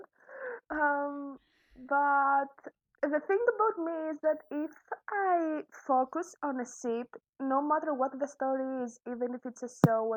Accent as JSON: {"language": "English", "country": "Greece", "second_language": "English", "said": "I'm from Greece. I live in Greece."}